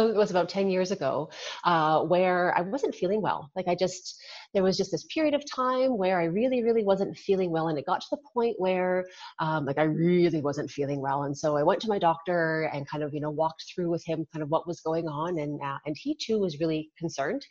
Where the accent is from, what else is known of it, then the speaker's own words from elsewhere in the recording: Regina, Saskatchewan, Canada; I was born and raised in Regina, Saskatchewan